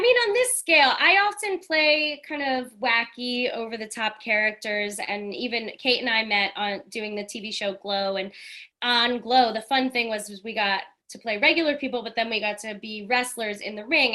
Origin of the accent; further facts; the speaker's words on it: New York City, New York, United States; I'm from Staten Island.